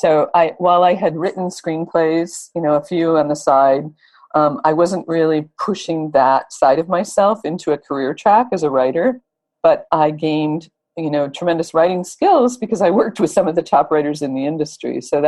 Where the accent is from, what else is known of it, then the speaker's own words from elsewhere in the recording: Michigan, United States; moved away as an adult; also born or lived in Los Angeles; I came from Michigan and moved to LA when I was in my 20s.